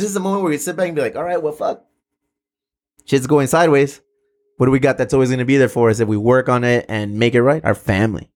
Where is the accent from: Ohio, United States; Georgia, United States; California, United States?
California, United States; South Bay; we're both from the South Bay